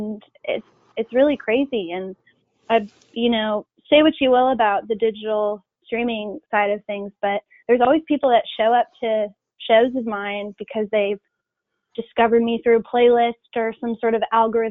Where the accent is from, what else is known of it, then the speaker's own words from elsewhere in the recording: Charlottesville, Virginia, United States; now in Nashville, United States; I grew up in Charlottesville, Virginia, in the Blue Ridge Mountains